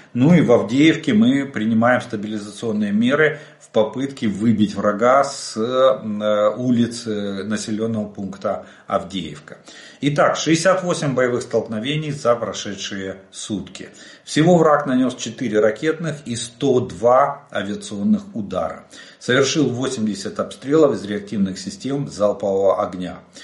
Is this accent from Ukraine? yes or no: yes; Ukraine; мы из Украины